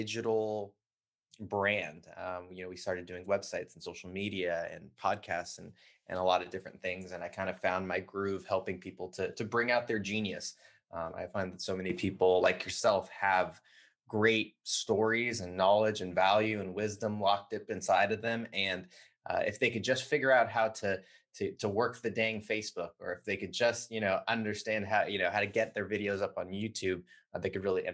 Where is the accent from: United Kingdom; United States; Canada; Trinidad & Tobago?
United States; Southern California; I grew up in Southern California